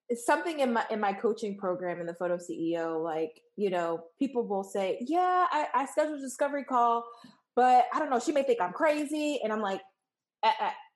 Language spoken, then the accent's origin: English; New York, United States; moved away as an adult; now in Washington, D.C., United States; I'm originally from New York